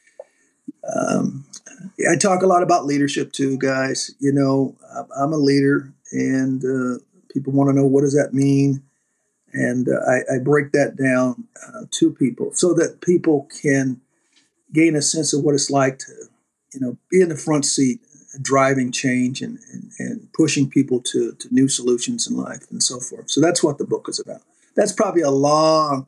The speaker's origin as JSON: {"language": "English", "region": "North Carolina", "country": "United States", "tie": "born or raised there", "also_born_or_lived": "Michigan", "moved": "yes", "said": "growing up, as I was one of nine children, who at that time, back in the 60s and 50s, growing up in North Carolina, tobacco country"}